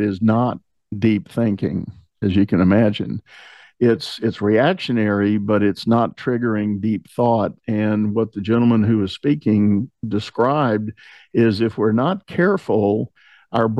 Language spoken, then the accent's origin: English; Texas, United States; I'm a native Texan, and people from other parts of the globe pick up on